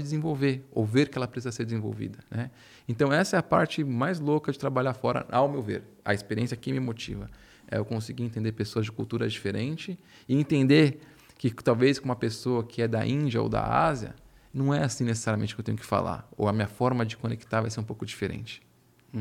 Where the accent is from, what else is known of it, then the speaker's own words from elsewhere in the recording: Brazil; moved away as an adult; a gente como brasileiro